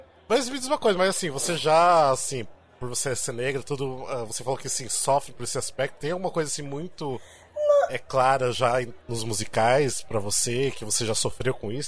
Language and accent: Portuguese; interior of Paraná, Brazil; moved away as an adult; now in São Paulo, Brazil; eu também não sou do, de São Paulo, sou do interior do, do Paraná, mas eu moro aqui sete anos